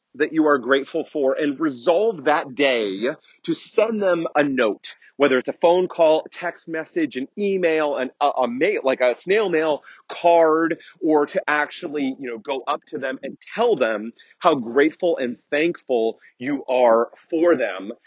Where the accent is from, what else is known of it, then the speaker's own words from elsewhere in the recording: United States; I'm very American centric, having grown up and lived here all of my life